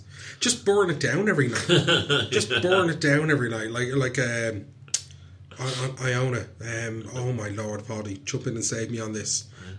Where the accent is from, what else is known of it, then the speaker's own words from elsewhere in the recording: Dublin, Leinster, Ireland; I'm from Talla. It's very different to Kerry.